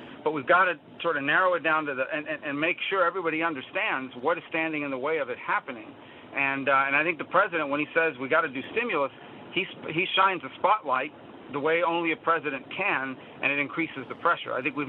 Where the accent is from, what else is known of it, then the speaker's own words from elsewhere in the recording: United States; You know, I grew up in Ronald Reagan's America. I was in fourth grade when he sworn in for the first time.